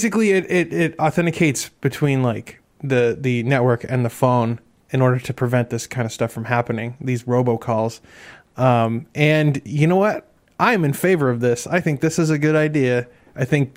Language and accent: English; Maine, United States; moved away; I'm from Maine originally